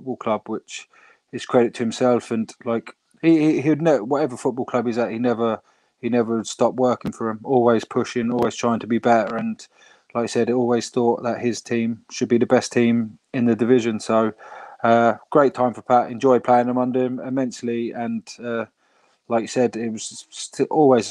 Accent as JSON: {"language": "English", "region": "England", "country": "United Kingdom", "moved": "as an adult", "lives_now": "Ireland", "said": "as an English lad"}